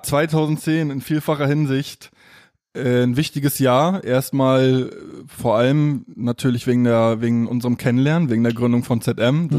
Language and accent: German; Mecklenburg-Vorpommern, Germany; moved away; bei uns in MV